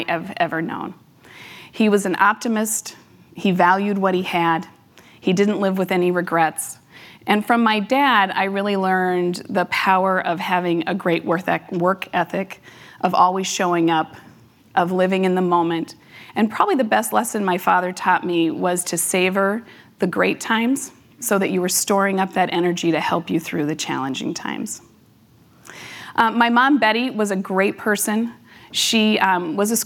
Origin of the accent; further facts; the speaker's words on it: Las Vegas, Nevada, United States; now in Minnesota, United States; I was born and raised in Las Vegas, Nevada